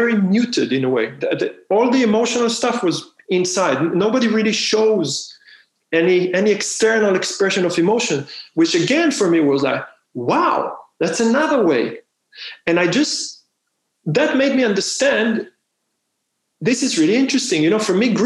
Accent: Israel; moved away; I'm from Israel

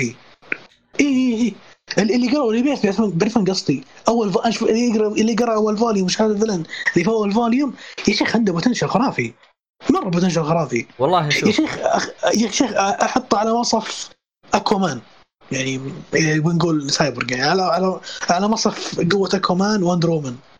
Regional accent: Saudi Arabia; عندنا في السعوديه

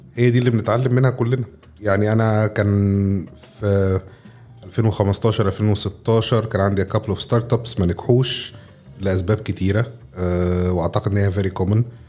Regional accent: Egypt; عندنا في مصر

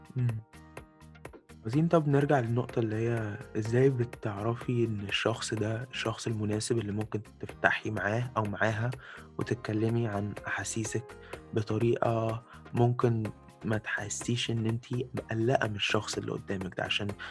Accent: Egypt; moved away; شعبنا المصري

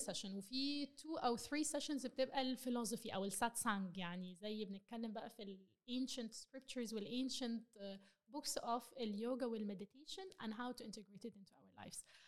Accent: Egypt; بما اننا مصريين

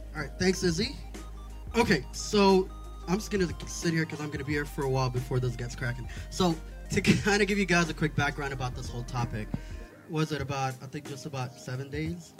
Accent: Sharjah, United Arab Emirates; also born or lived in Wad Madani, Sudan; I grew up in Sharjah, where I was home and spent my entire life

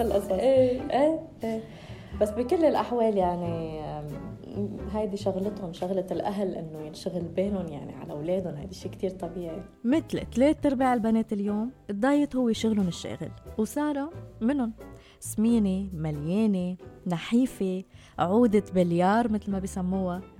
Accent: Lebanon; كوني أنا من لبنان

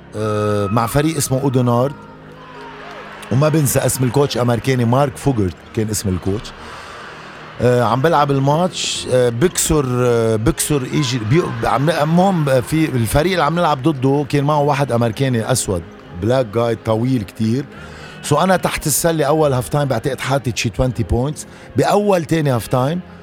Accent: Abra, South Governorate, Lebanon; ايام ما كنت بضيعتي بعبره

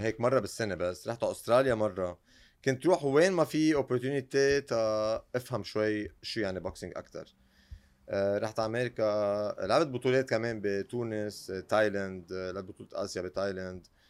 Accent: Lebanon; انا يعني بالنهايه من لبنان

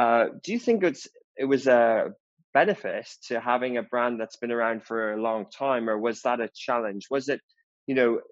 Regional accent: Dublin, Leinster, Ireland; where I grew up in Dublin

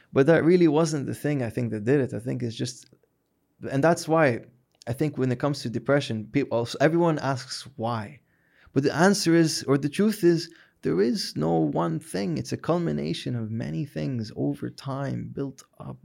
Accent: Hijaz, Saudi Arabia; we're from the Hijaz

